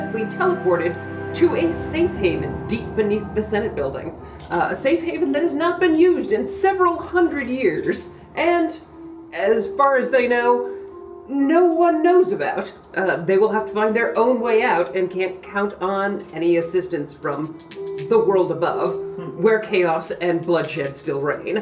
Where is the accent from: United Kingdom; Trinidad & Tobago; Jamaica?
United Kingdom; Scotland; I'm Scottish